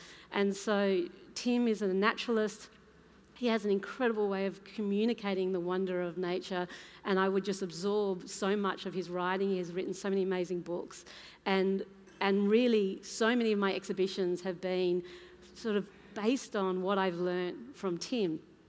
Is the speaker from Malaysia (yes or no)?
no; Papua New Guinea; born there; So I was born in Papua New Guinea, my mum was born in India, my dad is from the Isle of Man in the British Isles